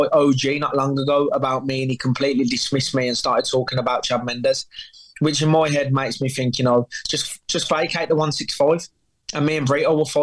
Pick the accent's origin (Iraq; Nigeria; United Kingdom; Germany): United Kingdom; England; I come from England